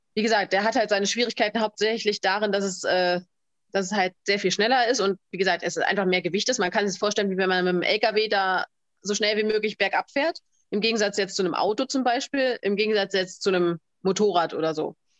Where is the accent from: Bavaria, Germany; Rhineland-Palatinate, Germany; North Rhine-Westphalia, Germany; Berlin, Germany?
Berlin, Germany; ich komme ja aus Berlin